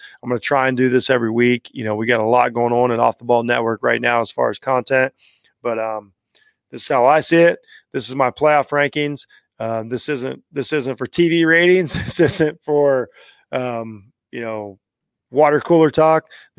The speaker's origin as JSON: {"language": "English", "region": "Ohio", "country": "United States", "said": "I'm from Ohio."}